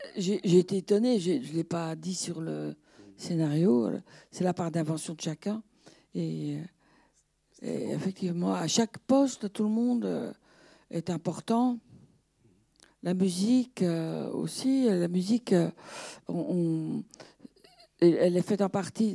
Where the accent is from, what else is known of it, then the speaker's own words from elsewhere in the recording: Brussels, Brussels-Capital Region, Belgium; moi je suis belge, j'habitais Bruxelles, enfin, bruxelloise